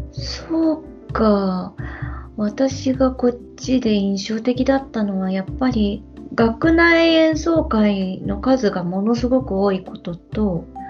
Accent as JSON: {"language": "Japanese", "country": "Japan", "tie": "born or raised there", "moved": "yes", "lives_now": "Germany", "said": "日本で育った"}